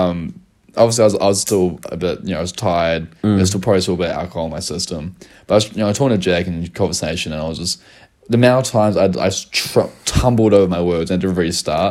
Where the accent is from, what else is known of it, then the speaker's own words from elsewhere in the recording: New Zealand; accent: Kiwi; I'm someone from New Zealand with a Kiwi accent talking